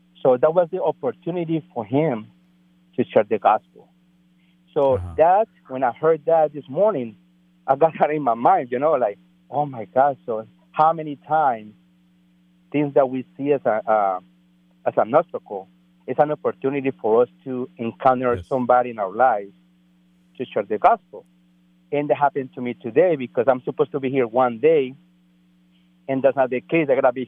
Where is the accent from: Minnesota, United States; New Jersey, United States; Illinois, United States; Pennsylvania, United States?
New Jersey, United States; English is a second language; Basically, I'm on a business trip. I'm from New Jersey, passing by in Maryland.